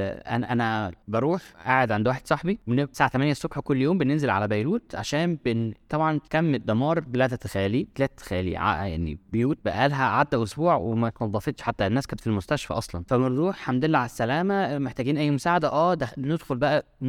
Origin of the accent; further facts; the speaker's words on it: Egypt; من مصر